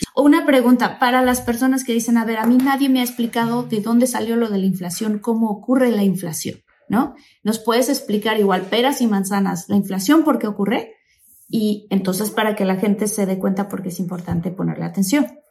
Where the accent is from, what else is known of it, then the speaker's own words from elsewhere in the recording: Tabasco, Mexico; soy tabasqueña